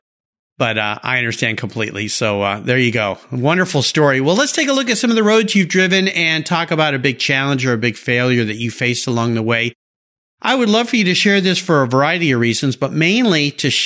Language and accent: English; Southern California, United States; I grew up in Southern California. I was a surfer